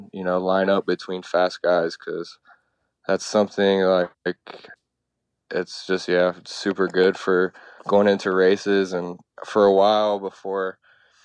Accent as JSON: {"language": "English", "town": "Dayton", "region": "Ohio", "country": "United States", "tie": "born or raised there", "moved": "as an adult", "lives_now": "Florida, United States", "said": "I grew up in Dayton, Ohio, and my dad raced motocross"}